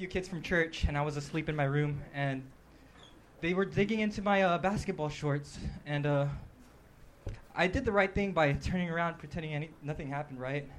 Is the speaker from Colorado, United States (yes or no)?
no; Moreno Valley, California, United States; Moreno Valley.